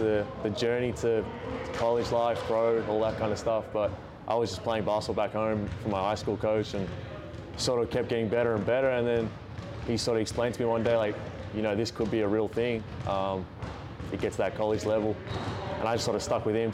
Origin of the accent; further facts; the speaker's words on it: Melbourne, Victoria, Australia; moved away as an adult; now in Buies Creek, United States; I'm from Melbourne, city in Victoria.